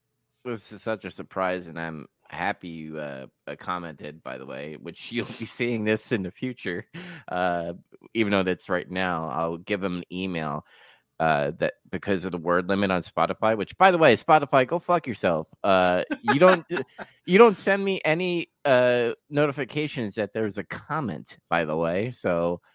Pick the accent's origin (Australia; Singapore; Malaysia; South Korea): Singapore; Not sure if you know, but I'm from Singapore.